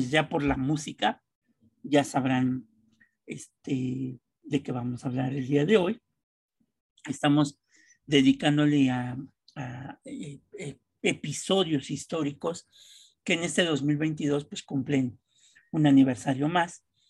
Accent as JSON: {"language": "Spanish", "country": "Mexico"}